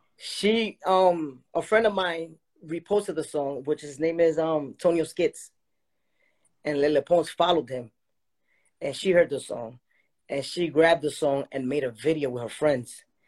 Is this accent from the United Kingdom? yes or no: no; Dominican Republic; I'm from the Dominican Republic